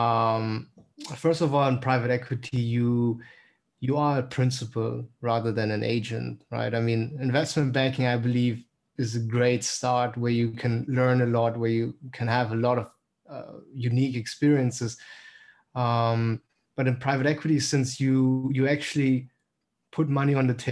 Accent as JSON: {"language": "English", "region": "Berlin", "country": "Germany", "also_born_or_lived": "St. Gallen, Switzerland / Los Angeles, United States", "moved": "as an adult", "lives_now": "London, United Kingdom", "said": "I'm originally from Berlin, but have the pleasure to work in London."}